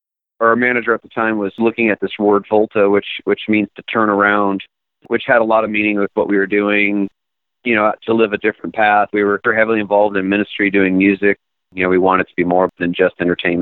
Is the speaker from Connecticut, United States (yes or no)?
yes; Connecticut, United States; born and raised in Connecticut